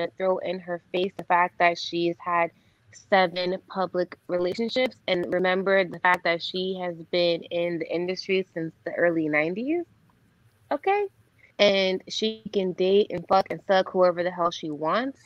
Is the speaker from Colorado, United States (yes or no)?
no; New York, United States; also born or lived in Orlando, Florida; I'm Puerto Rican from New York.